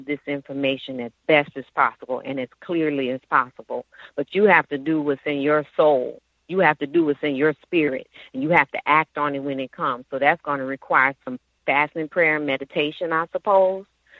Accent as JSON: {"language": "English", "town": "New Orleans", "region": "Louisiana", "country": "United States", "said": "I'm from New Orleans"}